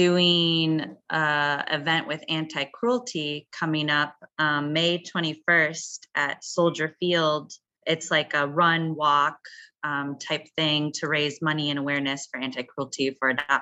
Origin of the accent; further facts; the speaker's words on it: Wisconsin, United States; now in Chicago, United States; Well, I grew up in Wisconsin, so I didn't grow up here.